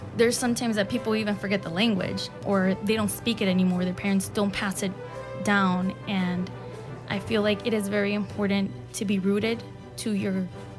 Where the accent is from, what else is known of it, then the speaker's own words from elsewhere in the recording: Chicago, Illinois, United States; I am from Little Village. I actually perform folkloric dance, which is a traditional Mexican dance.